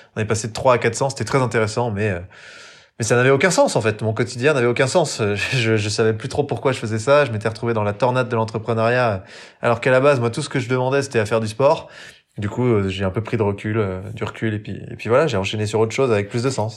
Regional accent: Jura, Bourgogne-Franche-Comté, France; j'ai grandi dans le Jura, donc euh, souvent je le répète, mais dans le haut budget pour être exact, sur le massif du Jura

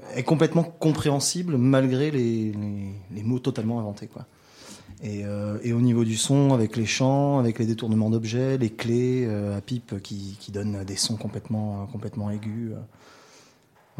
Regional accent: France; moved away as an adult; now in New Caledonia; je suis français

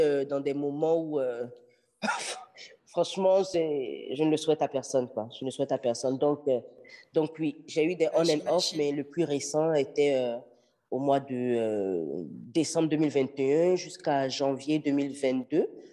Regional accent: Benin; now in Montreal, Canada; je suis béninoise d'origine. Je vis à Montréal

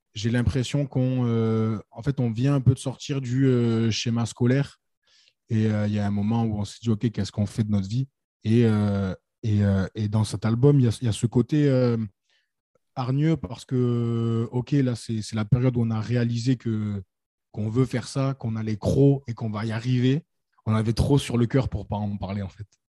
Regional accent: Nîmes, Occitania, France; nous, on vient de Nîmes

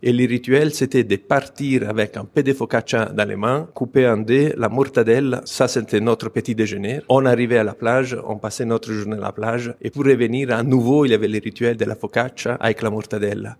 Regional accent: Pisa, Tuscany, Italy; je viens de la Toscane, donc c'est la ville la plus connue, au Pise, la ville où je suis né

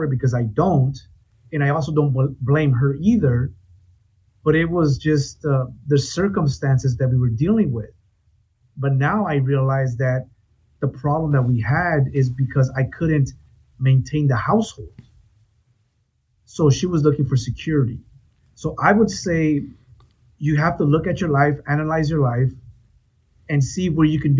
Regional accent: Oxnard, California, United States; I am from Oxnard, California

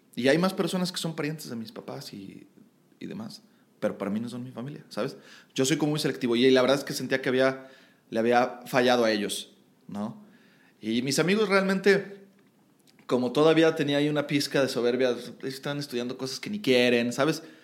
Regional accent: Ciudad Guzmán, Jalisco, Mexico; yo nací en un lugar cerca de Guadalajara que se llama Ciudad Guzmán

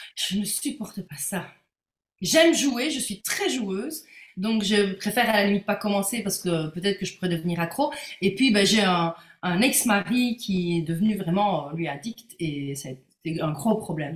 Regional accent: Belgium; pour une belge

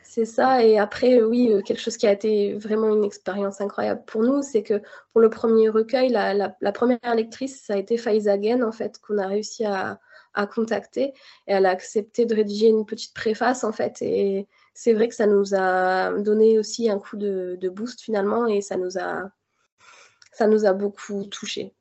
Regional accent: Béthune, Hauts-de-France, France; j'ai grandi, euh, à Béthune, dans le Nord-Pas-de-Calais

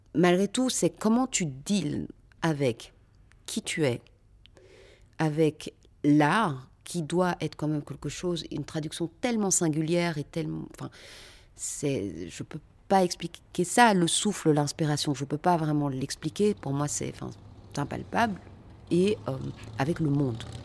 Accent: Brussels, Brussels-Capital Region, Belgium; also born or lived in Lembeek; Je suis née à Bruxelles, dans une cité qui s'appelle Andromède, un quartier populaire. Euh, j'ai fréquenté des écoles, pour le coup, euh, là, on est sur autre chose, donc le Collège Saint-Michel

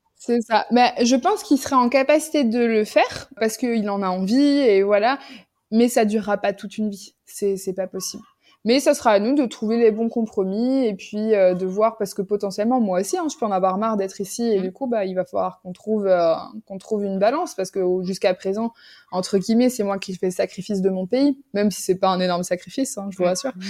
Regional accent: France; moved away as an adult; now in Jordan; je suis française

